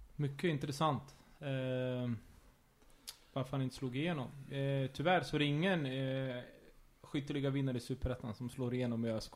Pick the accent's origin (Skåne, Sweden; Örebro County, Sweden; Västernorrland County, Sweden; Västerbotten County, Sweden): Örebro County, Sweden; Örebro; jag ville vara hemma i Örebro